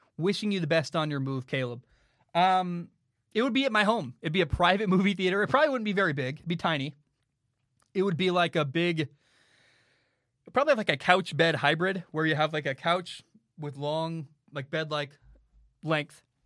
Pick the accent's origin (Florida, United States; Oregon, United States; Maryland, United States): Oregon, United States; Portland; moved away as an adult; now in Hawaii, United States; I grew up in Portland, but it the city has really changed from when I grew up